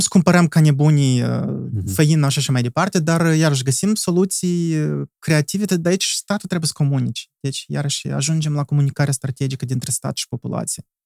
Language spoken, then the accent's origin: Romanian; Moldova; suntem moldoveni